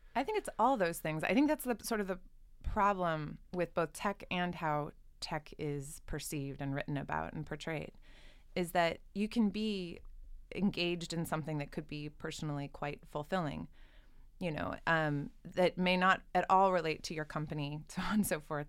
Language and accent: English; Southern California, United States; I grew up in Southern California.